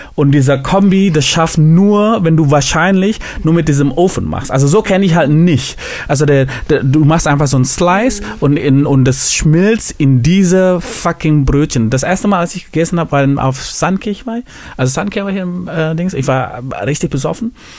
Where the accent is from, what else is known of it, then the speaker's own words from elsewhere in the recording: Indonesia; moved away; ich komme ja aus Indonesien